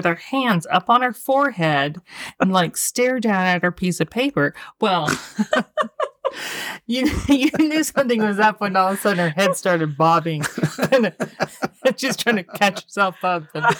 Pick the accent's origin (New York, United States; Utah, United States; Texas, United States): Utah, United States; also born or lived in Arizona; I'm from Utah.